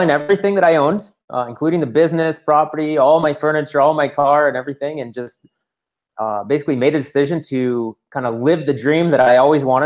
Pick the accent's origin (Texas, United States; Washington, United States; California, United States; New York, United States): Washington, United States; moved away as an adult; now in Colombia; I'm initially born and raised in the United States, Washington State. Lived there till I was